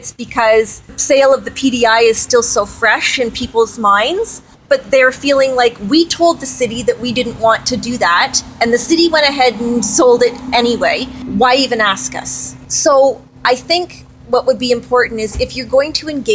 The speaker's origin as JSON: {"language": "English", "town": "Kingston", "region": "Ontario", "country": "Canada", "moved": "as an adult", "lives_now": "Peterborough, Canada", "said": "I've been in Peterborough for 25 years. I'm from Kingston originally."}